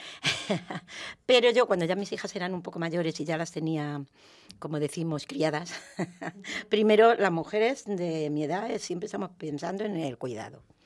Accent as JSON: {"language": "Spanish", "town": "Valdepeñas", "region": "Castilla-La Mancha", "country": "Spain", "tie": "born or raised there", "also_born_or_lived": "Villaverde, Madrid", "moved": "as an adult", "lives_now": "Madrid, Spain", "said": "soy de Valdepeñas, de Ciudad Real, pero allí he estado 24 años"}